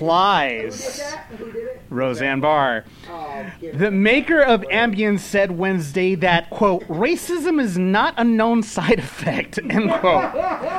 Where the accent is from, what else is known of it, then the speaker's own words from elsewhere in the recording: Los Angeles, California, United States; I'm from L.A.